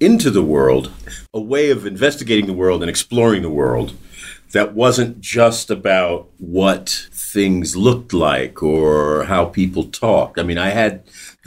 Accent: New York City, New York, United States; growing up in New York

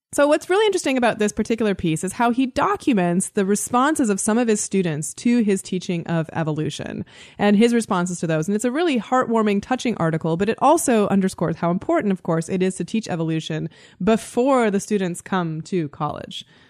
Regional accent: Canada; I am Canadian.

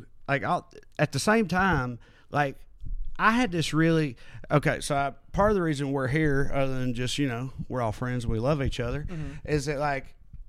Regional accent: the South, United States; born or raised there; moved away as an adult

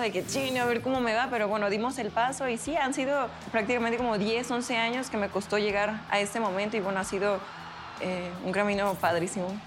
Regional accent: Mexico; somos de México

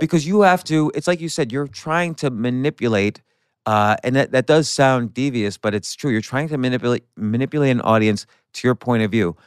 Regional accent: New Jersey suburbs, United States; growing up in the Su-, New Jersey suburbs

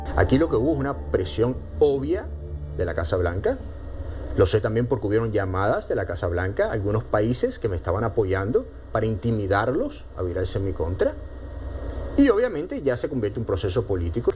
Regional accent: Miami, Florida, United States; soy americano, después porque a lo mejor soy cubano-americano, y de Miami

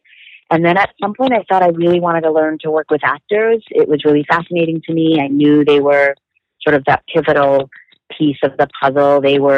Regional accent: New York City, New York, United States; I'm from the Bronx

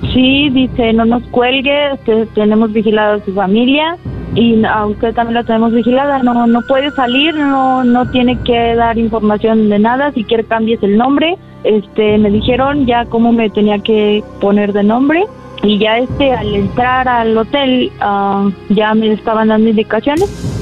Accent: Tlaltenango, Mexico; me sacaron de aquí, de Tlaltenango

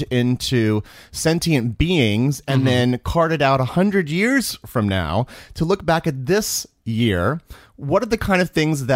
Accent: Missouri, United States; now in New York City, United States; I was born in Missouri

